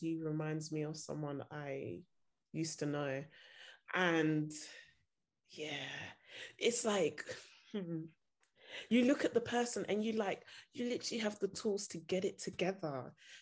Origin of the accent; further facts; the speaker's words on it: Nigeria; now in United Kingdom; I'm Nigerian